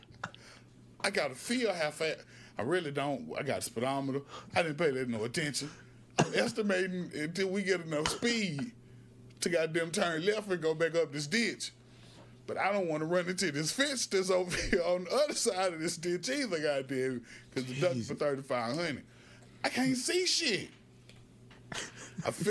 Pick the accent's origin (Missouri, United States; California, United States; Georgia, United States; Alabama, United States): Alabama, United States; I'm from Alabama